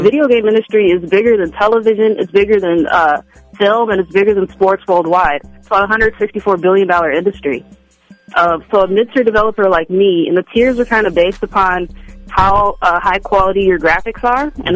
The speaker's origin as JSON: {"language": "English", "region": "Minnesota", "country": "United States", "tie": "born or raised there", "said": "Minnesota is my hometown"}